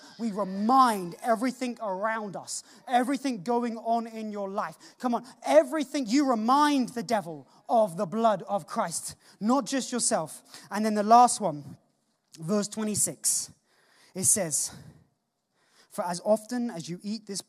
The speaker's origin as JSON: {"language": "English", "country": "United Kingdom", "said": "we're British."}